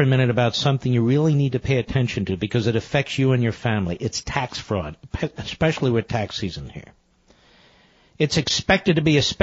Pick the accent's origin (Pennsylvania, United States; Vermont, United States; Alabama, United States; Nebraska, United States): Pennsylvania, United States; Philadelphia; I was born in Philadelphia and I was raised in Philadelphia